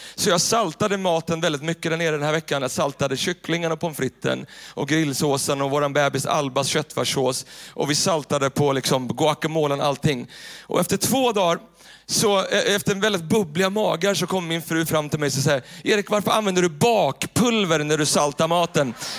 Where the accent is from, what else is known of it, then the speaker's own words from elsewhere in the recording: Tyresö, Stockholm County, Sweden; Den kyrkan där jag växte upp, eh, i Tyresö, så finns det en, en pingstkyrka som heter, som heter Tyresö pingstkyrka. Och där växte jag upp